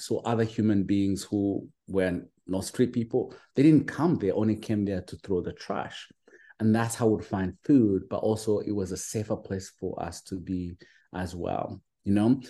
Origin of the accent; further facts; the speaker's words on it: Uganda; moved away as an adult; now in United States; I'm originally from Uganda, you know, from a small little village at the border of Uganda and Rwanda